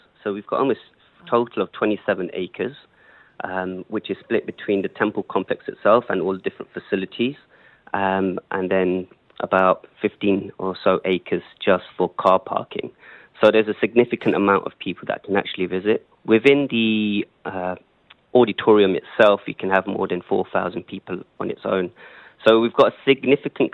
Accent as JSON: {"language": "English", "region": "London", "country": "United Kingdom", "moved": "as an adult", "lives_now": "UAE", "said": "I'm from London."}